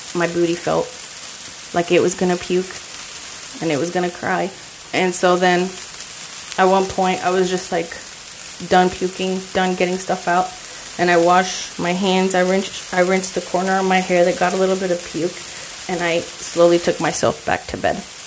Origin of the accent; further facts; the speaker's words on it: El Paso, Texas, United States; now in Glendale, United States; I come from El Paso, Texas, and everybody just like bumps into each other